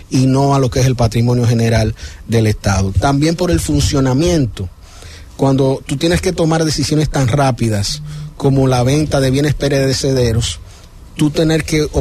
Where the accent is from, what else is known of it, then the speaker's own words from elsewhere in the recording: Santo Domingo, Distrito Nacional, Dominican Republic; Yo soy de Santo Domingo